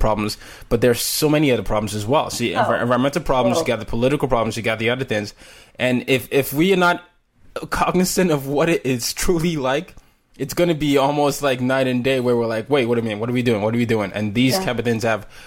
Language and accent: English; Nigeria; now in United States; I'm Nigerian